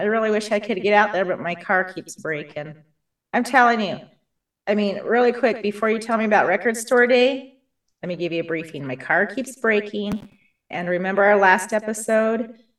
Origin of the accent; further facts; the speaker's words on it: United States; We're all from Carbon County.